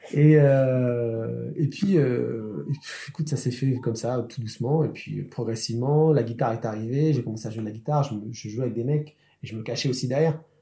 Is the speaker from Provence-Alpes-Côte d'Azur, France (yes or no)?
no; Sarcelles, Île-de-France, France; je, suis, né, j'ai grandi à Sarcelles